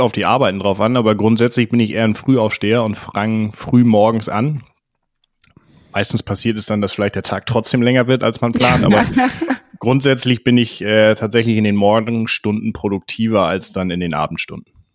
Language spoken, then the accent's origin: German; Schleswig-Holstein, Germany; ich komme ursprünglich aus Schleswig-Holstein und bin da auf einem ja, jetzt Ackerbaubetrieb groß geworden